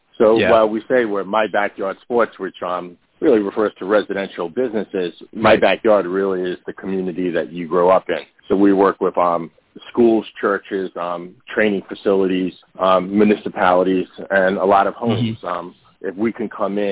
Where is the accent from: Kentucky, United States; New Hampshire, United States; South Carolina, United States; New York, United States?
New York, United States; New York City; growing up in Brooklyn, New York.